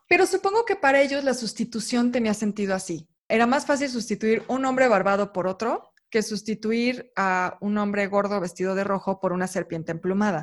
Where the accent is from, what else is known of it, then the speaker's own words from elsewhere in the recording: Mexico City, Mexico; nosotros los chilangos